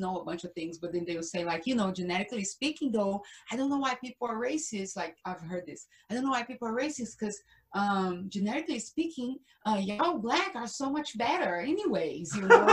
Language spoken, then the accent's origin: English; Brazil; English is a second language; moved away; I am from Brazil.